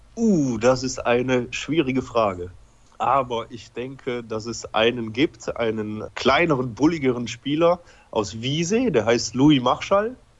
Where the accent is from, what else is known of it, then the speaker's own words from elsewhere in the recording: Belgium; also born or lived in Poland; Ich bin in Polen geboren. Ich war ungefähr dreieinhalb Jahre alt, als ich nach Belgien gekommen bin.